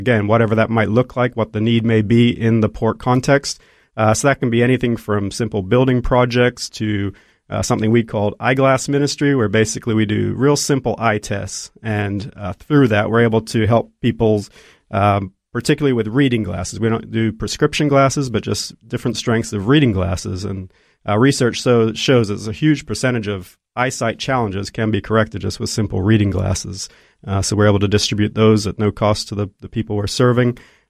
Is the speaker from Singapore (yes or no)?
no; Côte d’Ivoire; Mom and Dad are Aussies, and I was actually born and raised in Ivory Coast in West Africa.